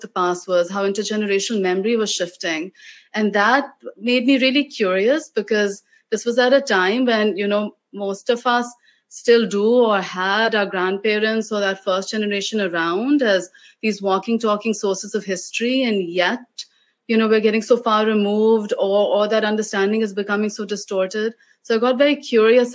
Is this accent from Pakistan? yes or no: yes; Lahore, Punjab, Pakistan; I grew up in Lahore, I grew up in Punjab